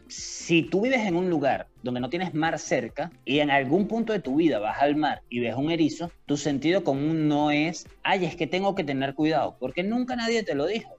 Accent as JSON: {"language": "Spanish", "town": "Caracas", "region": "Capital District", "country": "Venezuela", "said": "somos de Caracas"}